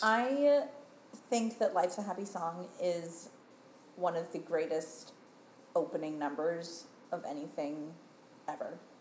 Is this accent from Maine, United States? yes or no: yes; Maine, United States; we grew up in Maine